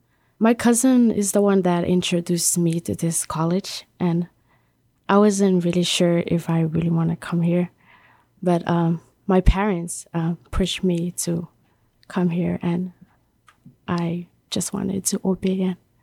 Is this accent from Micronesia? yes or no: yes; Yap, Micronesia; moved away; I'm from the island of Yap.